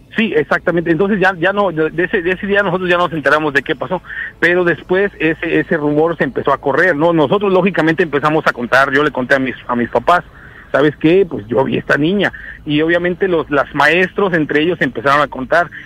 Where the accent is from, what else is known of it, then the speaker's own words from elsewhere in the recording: Guerrero, Mexico; now in Seattle, United States; en mi pueblo se festeja una, una feria